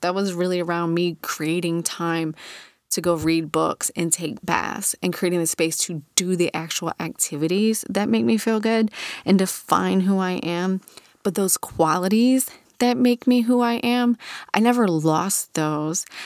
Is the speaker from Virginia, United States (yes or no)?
yes; Virginia Beach, Virginia, United States; growing up in Virginia Beach in the nineties as a teenager